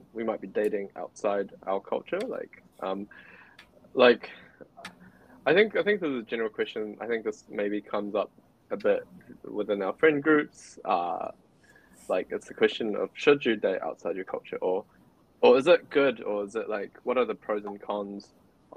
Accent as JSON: {"language": "English", "country": "New Zealand", "tie": "born or raised there", "said": "My girlfriend is Cambodian, whereas I'm Chinese, and we're born and raised in New Zealand"}